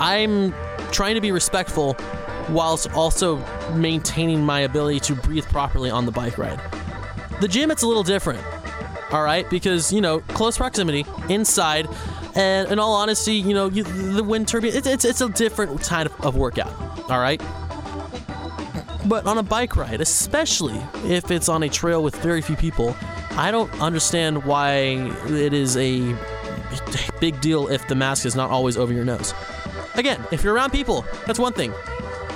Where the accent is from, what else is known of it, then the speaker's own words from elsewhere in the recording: Sacramento, California, United States; moved away as an adult; also born or lived in Bay Area; now in Seattle, United States; When I lived out in Sacramento, I used to love biking all around my hometown